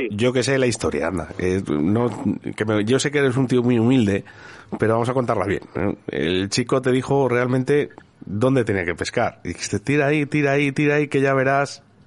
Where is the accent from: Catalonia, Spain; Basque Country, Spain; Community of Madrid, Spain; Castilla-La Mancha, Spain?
Basque Country, Spain; Biscay; del río Cadagua, en Vizcaya, en mi tierra